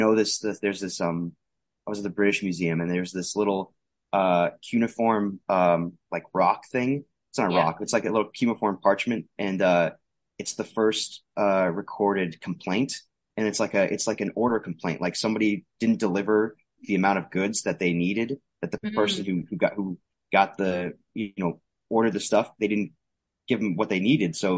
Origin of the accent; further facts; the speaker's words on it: Arizona, United States; I'm from Arizona